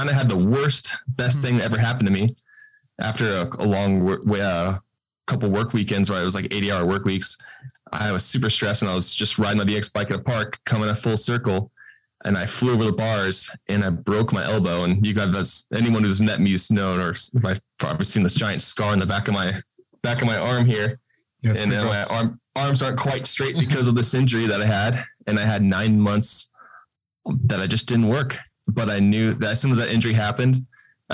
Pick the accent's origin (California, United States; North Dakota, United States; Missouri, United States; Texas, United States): California, United States; Southern; I grew up in Southern California